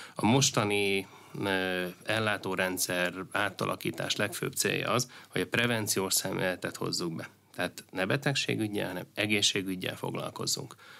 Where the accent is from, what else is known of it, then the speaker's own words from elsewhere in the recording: Veszprém County, Hungary; Én ugye Bakonyi gyerek vagyok, ö, Veszprém megyéből származom, és, ö, Nálunk ugye az teljesen, ö, természetes, hogy a szomszéd falu és az én szülőfalum